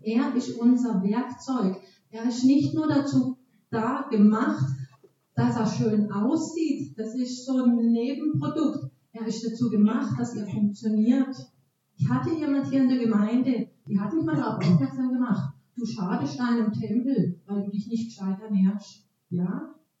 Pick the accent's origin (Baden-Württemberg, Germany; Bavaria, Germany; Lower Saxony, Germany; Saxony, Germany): Baden-Württemberg, Germany; accent: Alemannic; moved away; ich komme aus Baden-Württemberg ursprünglich und spreche den Dialekt Alemannisch